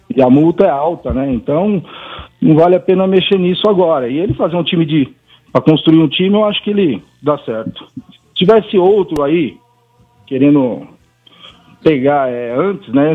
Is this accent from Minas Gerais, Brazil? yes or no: no; São Paulo, Brazil; Fui criado ali na Pompeia